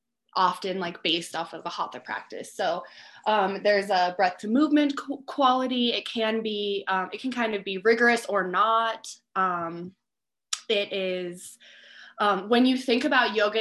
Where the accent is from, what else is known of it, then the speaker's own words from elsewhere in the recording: Cheyenne, Wyoming, United States; moved away as an adult; now in Teton Valley, United States; I am from Cheyenne, Wyoming originally.